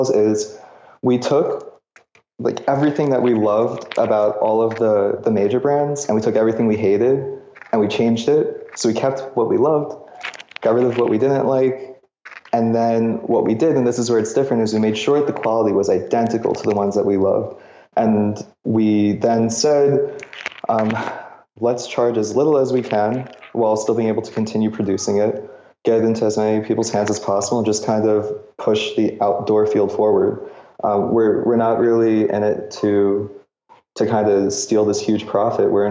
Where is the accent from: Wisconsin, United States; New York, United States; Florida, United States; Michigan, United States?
New York, United States; New York City; I grew up in New York, so really not many options to get outdoors